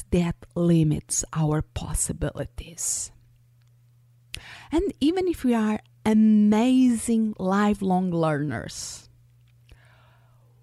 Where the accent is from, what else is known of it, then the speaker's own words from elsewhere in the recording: Portugal; first language Portuguese; English is a second language; moved away; I was born and raised in Portugal, so my first language is Portuguese.